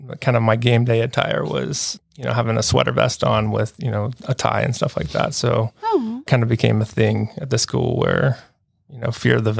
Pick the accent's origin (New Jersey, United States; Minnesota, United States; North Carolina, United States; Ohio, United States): North Carolina, United States; Charlotte; also born or lived in Savannah, Georgia / Atlanta, Georgia / Columbia; I grew up in Charlotte, North Carolina here, so I'm a local